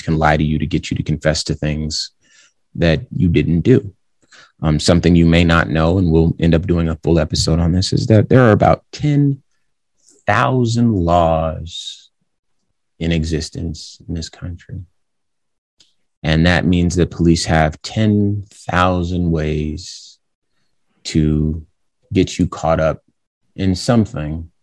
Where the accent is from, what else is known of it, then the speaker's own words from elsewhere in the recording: Southwest, United States; I'm from the Southwest.